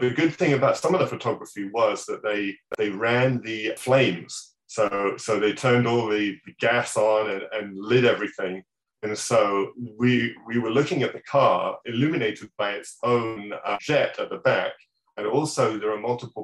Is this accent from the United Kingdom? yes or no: yes; England, United Kingdom; moved away; my hometown, back in England